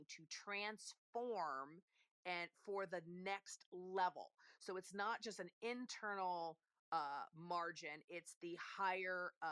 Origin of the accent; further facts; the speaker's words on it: Italy; moved away; I'm Italian. I was born and raised in Italy